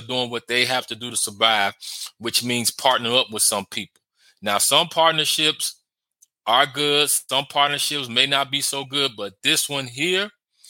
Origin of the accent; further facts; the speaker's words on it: Chicago, Illinois, United States; I'm a Chicagoan, born and raised in Chicago, live in Chicago.